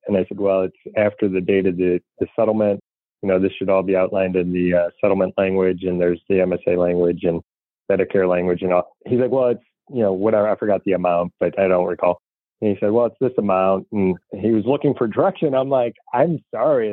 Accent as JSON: {"language": "English", "town": "St. Louis", "region": "Missouri", "country": "United States", "said": "I'm from St. Louis, Missouri is a show me state."}